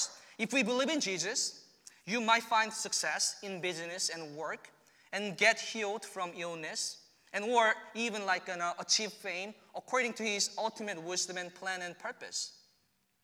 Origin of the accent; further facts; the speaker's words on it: South Korea; moved away as an adult; returning to my home country.